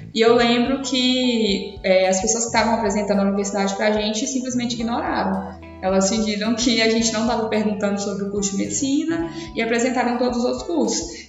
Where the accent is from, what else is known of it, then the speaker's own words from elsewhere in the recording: Paracatu, Minas Gerais, Brazil; eu sou de Paracatu, fica aqui em Minas, pertinho de Uberlândia também.